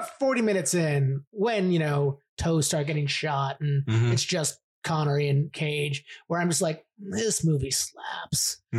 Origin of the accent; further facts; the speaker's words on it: United States; I'm an American.